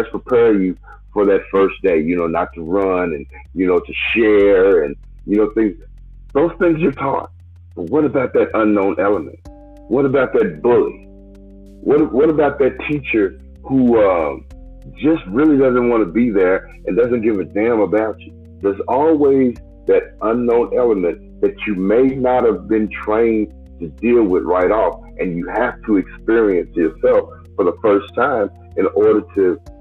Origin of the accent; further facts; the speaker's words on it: United States; yes, we are Americans